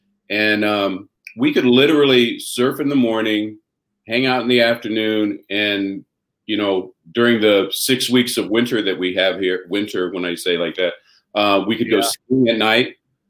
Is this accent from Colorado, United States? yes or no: no; Buena Park, California, United States; I was born and raised here in Buena Park, California. Buena Park is in, it's where Knott's Berry Farm is. If people have been hearing about Knott's Berry Farm. So I grew up about a quarter mile away from Knott's Berry Farm.